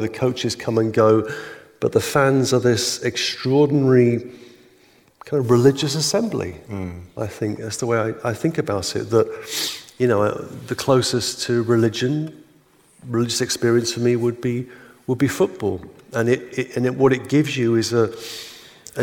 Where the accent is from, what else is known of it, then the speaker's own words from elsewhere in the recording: England, United Kingdom; I'm English